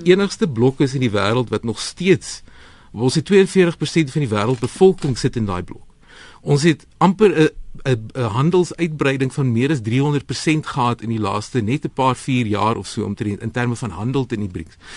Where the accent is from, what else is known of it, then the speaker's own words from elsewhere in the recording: South Africa; as Suid-Afrikaners